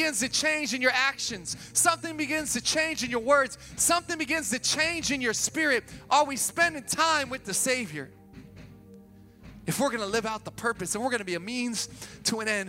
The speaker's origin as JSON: {"language": "English", "town": "Sacramento", "region": "California", "country": "United States", "also_born_or_lived": "Boston", "moved": "yes", "said": "I'm from Sacramento, man. We speak correctly"}